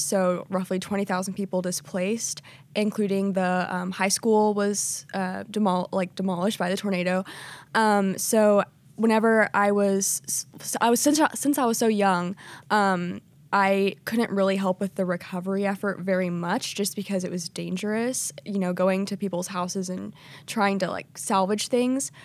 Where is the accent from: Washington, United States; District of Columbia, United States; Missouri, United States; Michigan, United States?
Missouri, United States; Joplin; I'm from Joplin, Missouri, so we have tornadoes